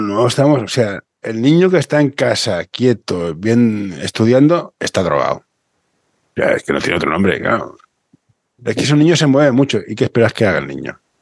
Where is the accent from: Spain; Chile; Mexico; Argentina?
Spain; Barcelona, Catalonia; yo soy de Barcelona